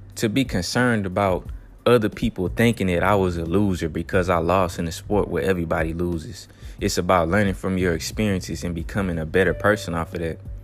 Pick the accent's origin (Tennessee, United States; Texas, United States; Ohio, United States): Texas, United States; I'm from Texas